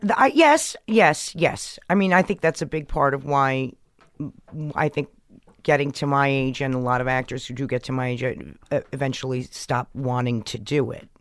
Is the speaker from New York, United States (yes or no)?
yes; New York, United States; born or raised there